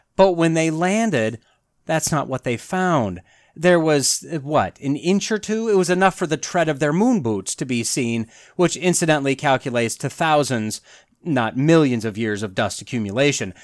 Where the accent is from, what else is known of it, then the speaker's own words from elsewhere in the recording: Wisconsin, United States; I grew up in Wisconsin.